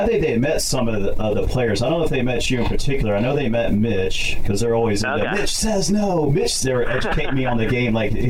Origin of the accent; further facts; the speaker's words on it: Cincinnati, Ohio, United States; now in California, United States; That's just my hometown. I take a lot of pride being from Cincinnati, even though I love living out here in California.